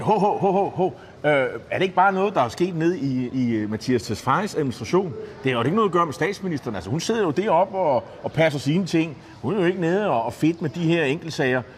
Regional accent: Nexø, Capital Region of Denmark, Denmark; en, der kommer fra Næksø, det er min hjemby på Bornholm

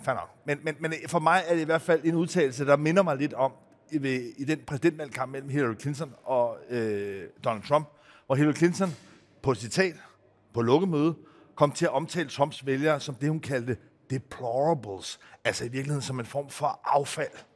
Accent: Greenland; jeg selv er født i Grønland

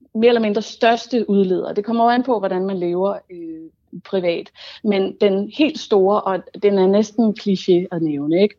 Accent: Denmark; som dansker

